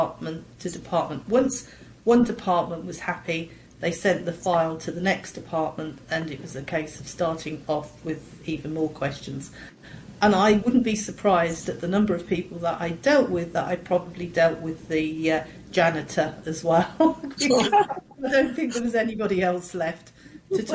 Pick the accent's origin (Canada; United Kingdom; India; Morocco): United Kingdom; England; I'm from England